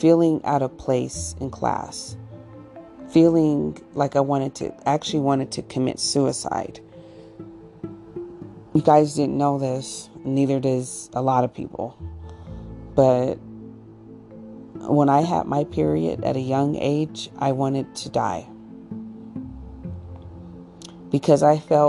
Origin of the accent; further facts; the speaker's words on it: Colorado, United States; growing up in Colorado